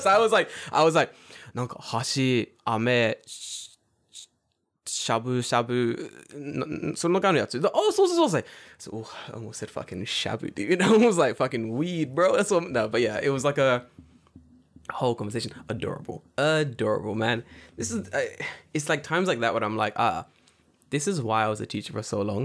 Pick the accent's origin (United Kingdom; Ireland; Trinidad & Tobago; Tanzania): United Kingdom; London; now in Japan; we're from London